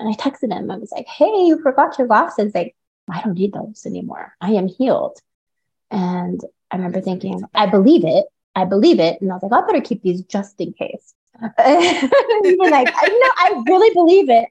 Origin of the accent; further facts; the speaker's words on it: Carbondale, Illinois, United States; also born or lived in Mount Vernon, Illinois; now in Las Vegas, United States; I'm actually from Illinois. I'm from Southern Illinois. I lived in Mount Vernon. I lived in Carbondale and spent a lot of time there during my childhood.